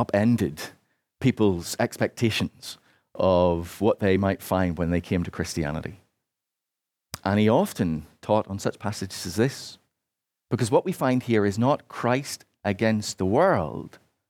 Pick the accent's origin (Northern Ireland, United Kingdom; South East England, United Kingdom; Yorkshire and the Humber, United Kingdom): Northern Ireland, United Kingdom; Particularly growing up in Northern Ireland, as I did, this was often very much the position of churches in that part of Ireland.